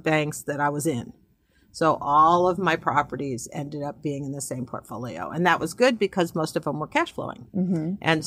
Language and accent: English; New England, United States; moved away as an adult; also born or lived in Dallas; I came from New England, you know, as a Yankee